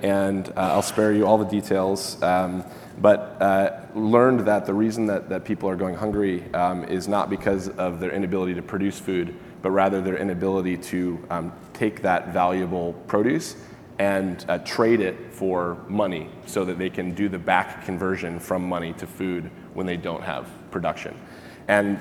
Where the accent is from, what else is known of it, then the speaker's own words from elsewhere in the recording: Michigan, United States; moved away as an adult; also born or lived in Santa Barbara; I grew up in Michigan, not super high in fruits and veg